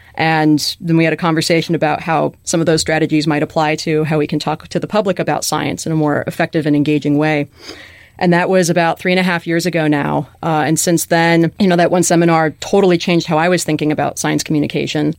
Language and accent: English; Chicago, Illinois, United States; moved away; growing up in Chicago, which has great museums and zoos and aquaria and such